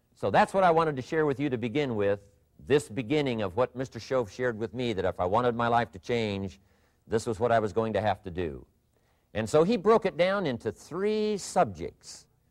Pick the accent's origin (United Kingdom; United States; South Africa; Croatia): United States; southwestern Idaho; moved away; I grew up in Idaho, farm country. Uh, my father still lives on the old homestead where I grew up, southwestern Idaho.